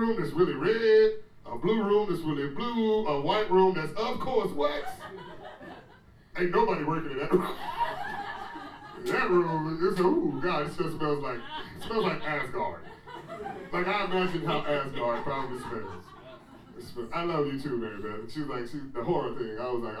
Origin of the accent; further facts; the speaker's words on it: United States; now in Washington, D.C., United States; I'm American. All day, and a D.C. citizen.